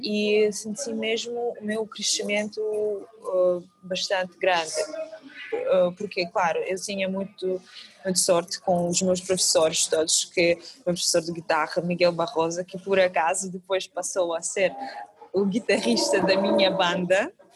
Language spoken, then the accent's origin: Portuguese; Kazakhstan; Portuguese is a second language; moved away as an adult; now in Portugal; realmente sou de, do Cazaquistão, é uma terra super longe daqui